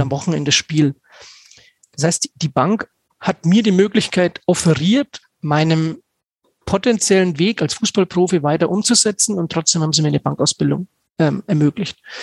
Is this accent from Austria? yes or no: no; Stockheim, Bavaria, Germany; in Stockheim, in meinem Heimatort